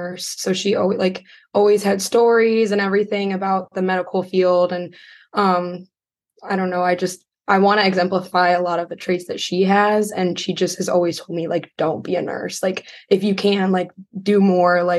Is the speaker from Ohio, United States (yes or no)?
yes; Cleveland, Ohio, United States; I'm from the Cleveland area